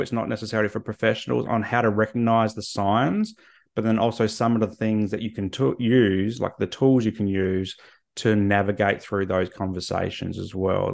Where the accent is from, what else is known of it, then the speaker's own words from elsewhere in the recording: Australia; I'm Australian